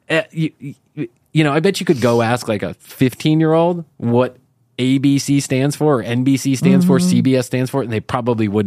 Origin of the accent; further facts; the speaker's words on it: Ireland; but I'm Irish and I don't have much to talk about, so there you go.